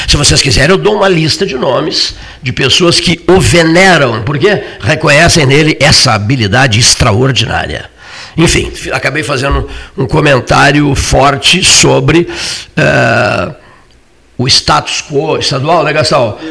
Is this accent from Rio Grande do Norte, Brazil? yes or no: no; Cerrito, Rio Grande do Sul, Brazil; moved away; Eu sou lá do Cerrito